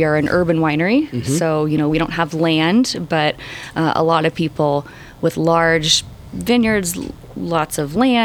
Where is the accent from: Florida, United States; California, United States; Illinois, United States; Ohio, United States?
California, United States; Sacramento; also born or lived in Turlock; I grew up in Sacramento in a city